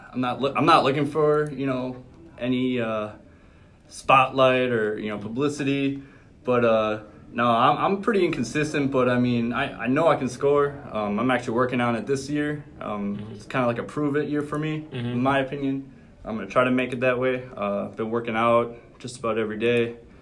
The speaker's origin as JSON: {"language": "English", "region": "Wisconsin", "country": "United States"}